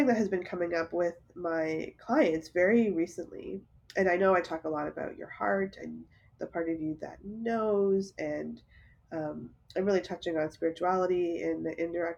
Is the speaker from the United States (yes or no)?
no; Toronto, Ontario, Canada; I was born and raised in Toronto